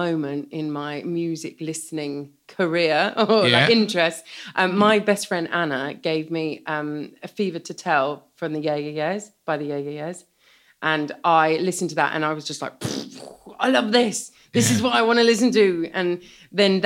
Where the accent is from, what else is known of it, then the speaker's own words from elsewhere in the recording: Brighton, South East England, United Kingdom; I grew up in Brighton